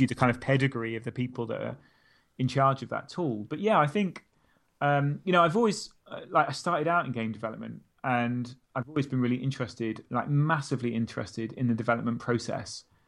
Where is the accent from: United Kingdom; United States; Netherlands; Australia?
United Kingdom; Stockport, North West England; also born or lived in Milton Keynes; I was born in Mil-, literally just outside Milton Keynes. We moved to Stockport when I was eight or nine.